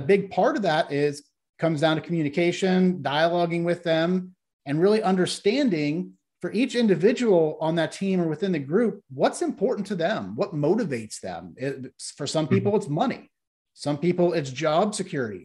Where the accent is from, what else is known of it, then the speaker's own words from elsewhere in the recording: Ohio, United States; the area I grew up in in Ohio was once dominated by the steel and the auto industry